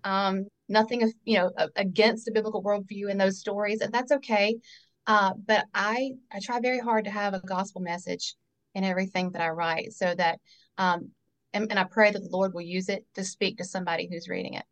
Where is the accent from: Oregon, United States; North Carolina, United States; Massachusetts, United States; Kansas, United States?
North Carolina, United States; born and raised in North Carolina.